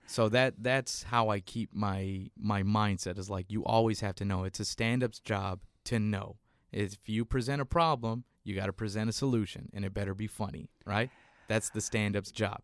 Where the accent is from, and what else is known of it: San Antonio, Texas, United States; born or raised there; moved away